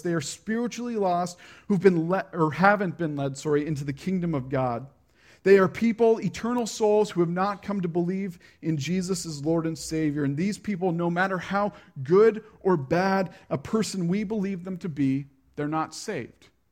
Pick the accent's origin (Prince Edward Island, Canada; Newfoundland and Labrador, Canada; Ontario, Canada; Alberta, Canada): Prince Edward Island, Canada; I grew up in a subdivision on P